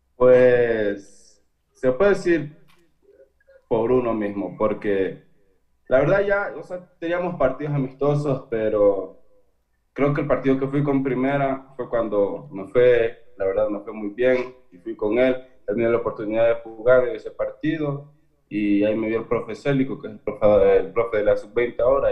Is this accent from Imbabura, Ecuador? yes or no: yes; Imbabura, Ecuador; yo soy de Valle del Chota